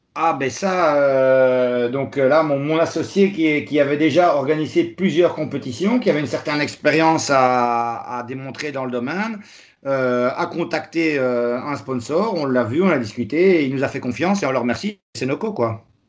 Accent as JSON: {"language": "French", "town": "Charleroi", "region": "Wallonia", "country": "Belgium", "said": "je suis belge de la région de Charleroi"}